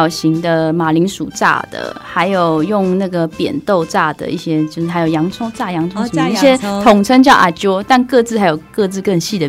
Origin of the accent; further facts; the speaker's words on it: Myanmar; 那个就是我们从小在游泳的地方，是多漂亮多漂亮。在讲的时候，其实我那个当下就是眼泪就就流下来了，因为我觉得我好像忘记了我自己出生在缅甸这件事情